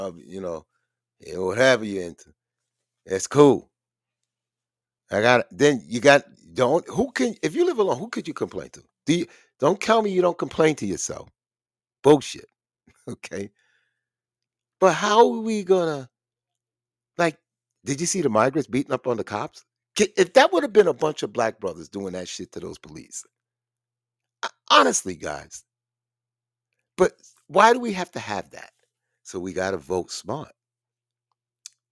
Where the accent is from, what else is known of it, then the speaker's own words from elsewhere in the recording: United States; I was born in the United States around Italian, Jewish, and all